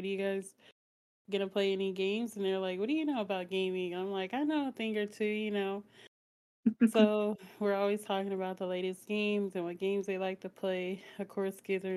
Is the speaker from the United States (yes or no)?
yes; San Diego, California, United States; now in Las Vegas, United States; I am from San Diego